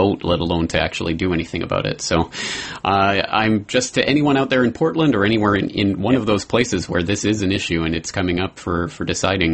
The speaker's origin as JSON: {"language": "English", "country": "Canada", "said": "As a Canadian"}